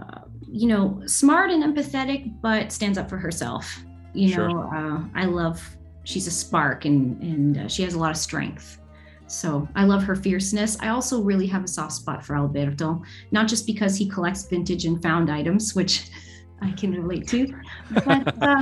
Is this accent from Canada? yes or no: yes; Toronto, Ontario, Canada; also born or lived in Windsor, Ontario; now in San Francisco, United States; I was born in Windsor, Ontario, but went to school in Toronto. So I was there for quite a while before moving to San Francisco